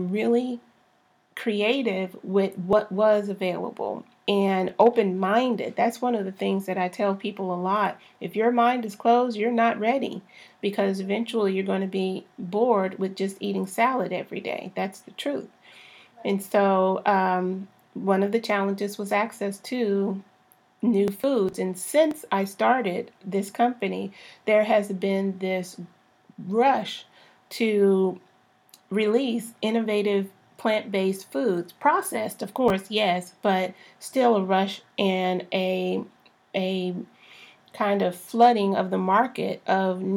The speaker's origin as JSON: {"language": "English", "region": "Texas", "country": "United States", "tie": "born or raised there", "said": "I'm a Southern girl born and raised in Texas"}